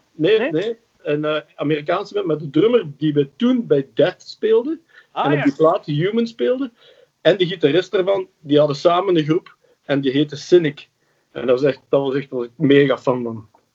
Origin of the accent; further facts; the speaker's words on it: Flanders, Belgium; accent: Flemish; Ik klink, heel Vlaams. Mijn ma, was, mijn ma was Belg, mijn pa was Nederlander